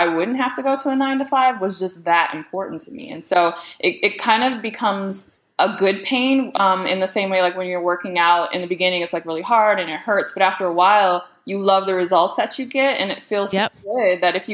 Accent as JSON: {"language": "English", "town": "Detroit", "region": "Michigan", "country": "United States", "tie": "born or raised there", "said": "growing up in the Metro Detroit area"}